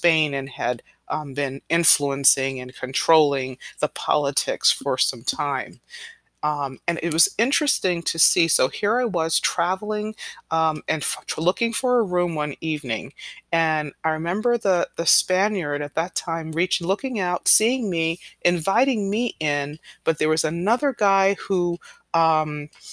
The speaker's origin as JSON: {"language": "English", "region": "New York", "country": "United States", "tie": "born or raised there", "said": "I was born here in New York, so I was born as a U.S. citizen"}